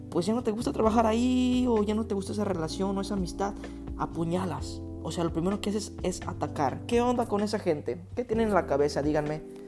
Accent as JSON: {"language": "Spanish", "town": "Guadalajara", "region": "Jalisco", "country": "Mexico", "said": "En México decimos, en Guadalajara decimos chido"}